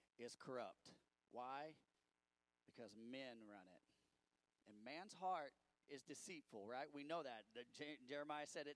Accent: United States; I'm an American

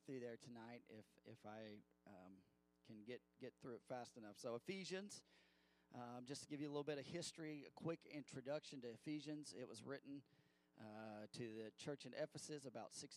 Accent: Missouri, United States; I grew up in Missouri

